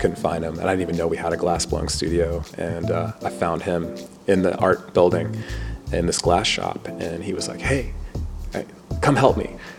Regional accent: Louisville, Kentucky, United States; I grew up in Louisville, Kentucky.

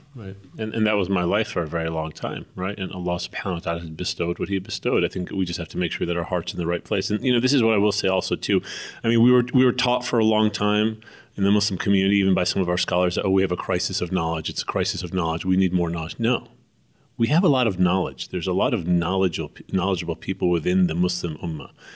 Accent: United States; moved away as an adult; also born or lived in Istanbul, Turkey; I grew up in the United States of America

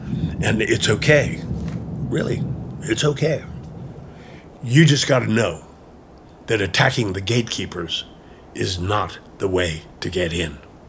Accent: West New York, New Jersey, United States; Now, I grew up in West New York, which, disappointingly enough, is in New Jersey.

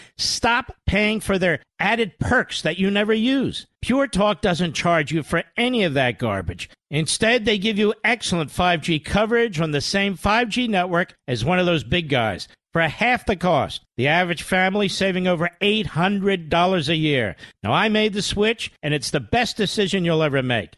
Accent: Pennsylvania, United States; my home state of Pennsylvania

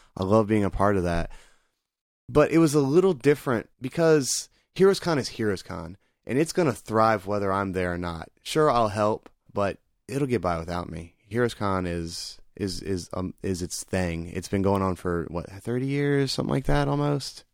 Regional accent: Greenville, South Carolina, United States; Greenville being my hometown

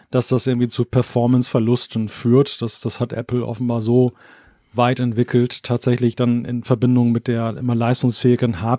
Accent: West Germany, Germany; bei uns im Westen ist es halt dann halt so, es wurde unglaublich viel wegrationalisiert in den Jahrzehnten, weil die, die Westdeutschen ja total auf ihre Autos abgefahren

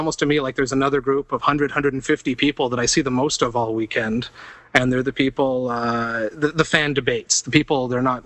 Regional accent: Toronto, Ontario, Canada; I'm from Toronto. I'm in Los Angeles.

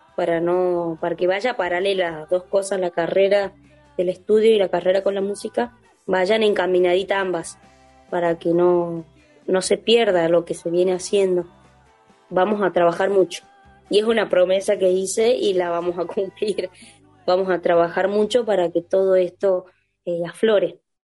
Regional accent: Tucumán, Argentina; moved away; Esto de haberme ido de mi provincia me generó el, desarraigo, me hizo quererla más y cantarla a mi tierra

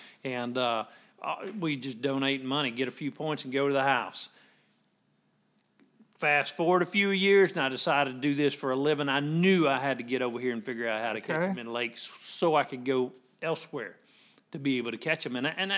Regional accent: Southeast Arkansas, United States; I grew up in Southeast Arkansas.

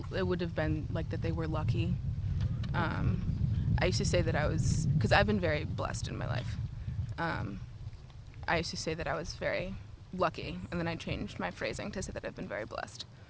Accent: Chicago, Illinois, United States; I'm from Chicago.

